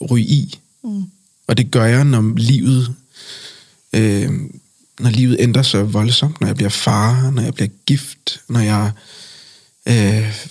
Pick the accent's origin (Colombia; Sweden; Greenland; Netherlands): Colombia; For jeg har sagt, øh, Colombia er mit land. Og jeg mm. mener selvfølgelig, at jeg kommer fra Colombia.